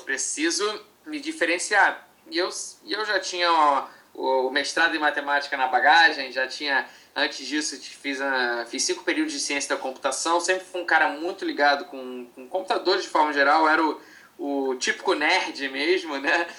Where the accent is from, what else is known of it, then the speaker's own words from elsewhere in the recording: Rio de Janeiro, Brazil; eu sou, sou, do Rio de Janeiro